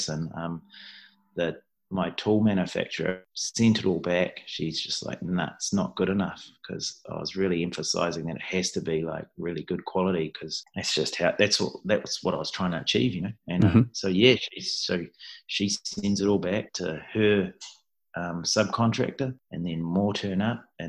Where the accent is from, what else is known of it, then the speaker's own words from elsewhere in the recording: New Zealand; I'm definitely Kiwi through and through